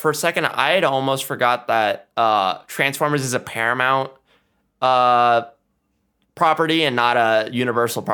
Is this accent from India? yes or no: yes; India; I'm Indian